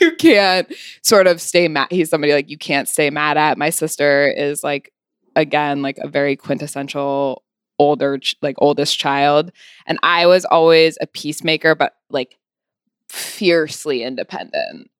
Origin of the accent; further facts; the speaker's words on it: California, United States; moved away as an adult; also born or lived in Los Angeles / Santa Barbara; now in New York, United States; I was born in L